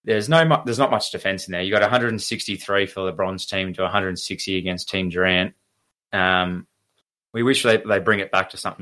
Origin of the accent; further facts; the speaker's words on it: Shepparton, Victoria, Australia; we're from Shepparton.